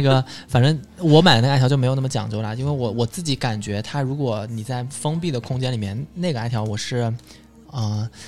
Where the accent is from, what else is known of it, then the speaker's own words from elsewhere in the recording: southern China, China; 我作为一个南方人啊